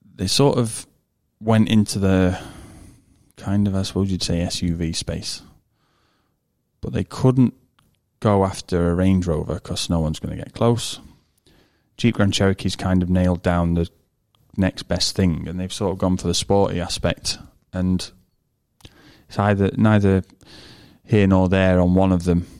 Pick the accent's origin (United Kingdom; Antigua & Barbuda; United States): United Kingdom; I'm British